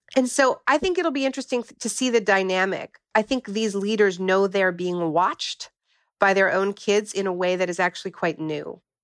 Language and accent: English; Canada; moved away; I'm originally from Canada